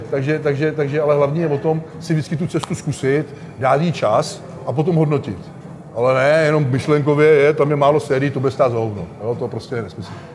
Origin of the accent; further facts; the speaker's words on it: Czechia; u nás v Čechách